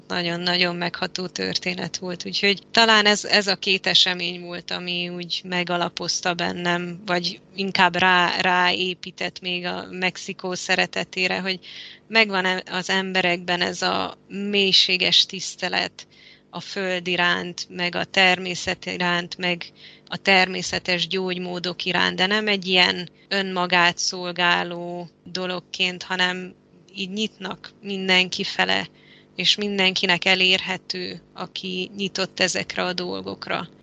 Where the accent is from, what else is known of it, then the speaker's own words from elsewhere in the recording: Transylvania, Romania; moved away as an adult; also born or lived in Budapest, Hungary / Malta / Spain / Mexico; most itt vagyok Erdélyben, ahol születtem és felnőttem